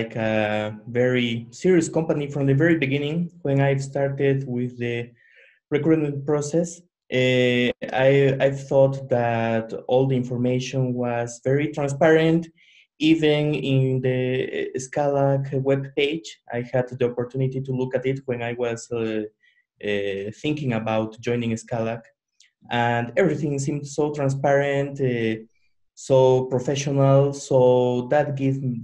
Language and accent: English; Bolivia; I'm from Bolivia in South America.